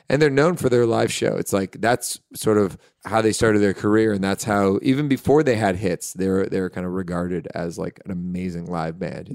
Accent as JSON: {"language": "English", "town": "Hamilton", "region": "Ontario", "country": "Canada", "said": "We're actually from Hamilton"}